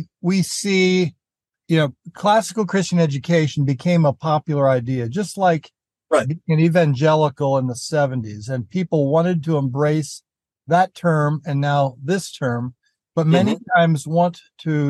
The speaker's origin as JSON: {"language": "English", "area": "the East", "region": "East Coast", "country": "United States", "tie": "born or raised there", "said": "I grew up in the East"}